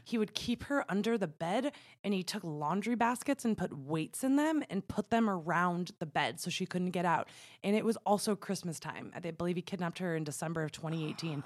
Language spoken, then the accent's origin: English; New York, United States; growing up in New York, which is a border state